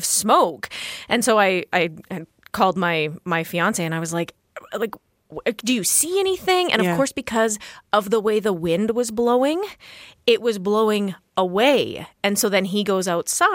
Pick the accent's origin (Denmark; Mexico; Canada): Canada; Edmonton, Alberta; growing up in Edmonton